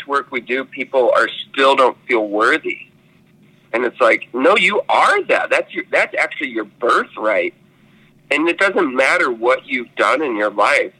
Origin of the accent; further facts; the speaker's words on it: St. Louis, Missouri, United States; I was raised in St. Louis